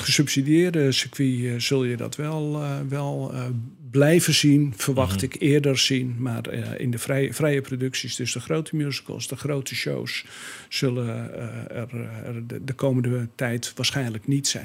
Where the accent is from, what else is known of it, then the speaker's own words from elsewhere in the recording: Breezand, North Holland, Netherlands; moved away as an adult; now in Alkmaar, Netherlands; van oorsprong kom ik uit de kop van Noord-Holland, nabij Den Helder, uit het mooie dorp Brezand, bekend eh, om de bloembollen